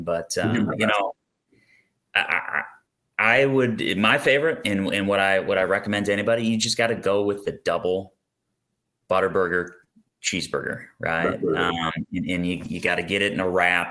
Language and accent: English; Maquoketa, Iowa, United States; we grew up in Eastern Iowa